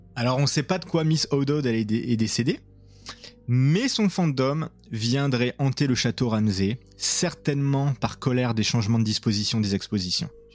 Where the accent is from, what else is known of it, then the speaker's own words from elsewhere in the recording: France; now in Montreal, Canada; on est beaucoup de Français à Montréal